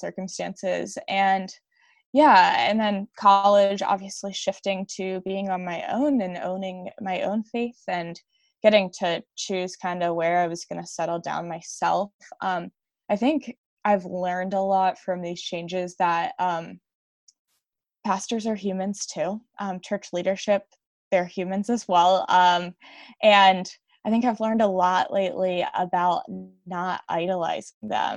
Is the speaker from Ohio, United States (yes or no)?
no; Westminster, Maryland, United States; also born or lived in Newark, Delaware; I live outside of the city of Baltimore, Maryland, in a suburb called Westminster.